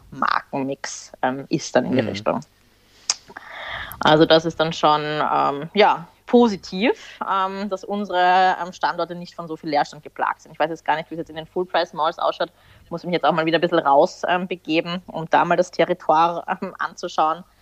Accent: Austria; gewandt, wie man bei uns in Österreich sagt

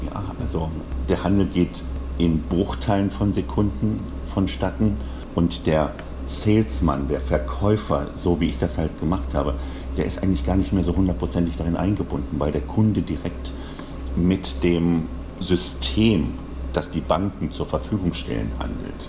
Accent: Bochum, North Rhine-Westphalia, Germany; also born or lived in Essen; aufgewachsen bin ich eigentlich in Bochum, also zur Schule gegangen

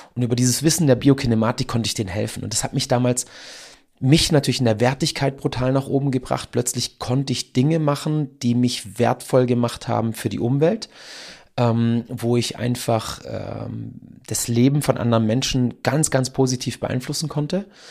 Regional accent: Donaueschingen, Baden-Württemberg, Germany; hier bei uns in Donaueschingen

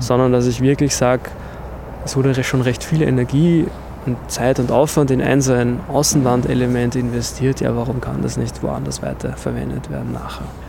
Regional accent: Vienna, Austria; vor allem natürlich als Wiener oder Österreicher, Wienerinnen, ähm, dass wir in einer historischen Stadt aufgewachsen sind

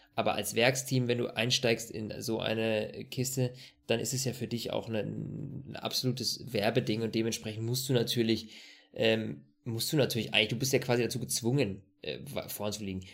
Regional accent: Germany; bei uns in Deutschland

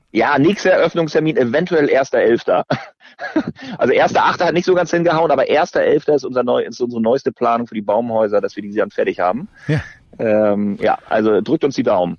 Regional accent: Northern Germany, Germany; selbst als Norddeutscher

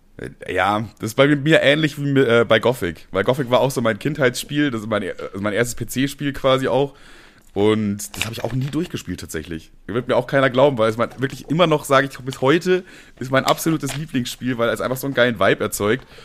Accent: Bavaria, Germany; als Bayer

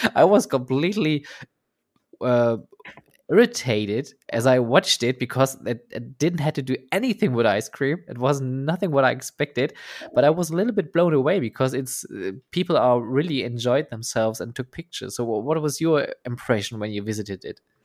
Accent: Oberhausen, North Rhine-Westphalia, Germany; Oberhausen for the Westfield Centro. Uh, yeah. Which is basically my hometown and my home area

